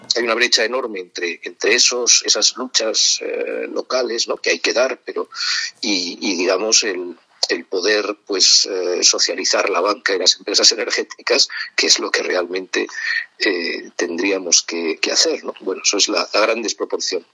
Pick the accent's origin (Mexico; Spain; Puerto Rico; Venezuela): Spain; Madrid, Community of Madrid; also born or lived in Cercedilla; mi ciudad natal es Madrid y la mayor, no toda mi vida, pero sí he vivido buena parte de mi vida en, Madrid